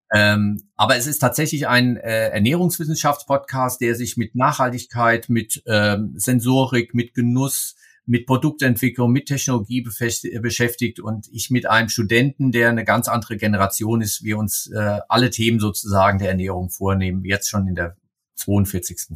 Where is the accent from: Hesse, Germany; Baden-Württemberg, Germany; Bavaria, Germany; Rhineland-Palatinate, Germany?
Hesse, Germany; Ich komme aus Hessen, äh, wo ich drauf geprägt bin